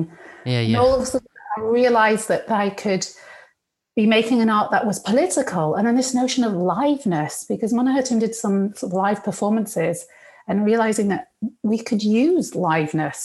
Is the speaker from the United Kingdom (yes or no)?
yes; United Kingdom; also born or lived in Egypt; it made me feel really British.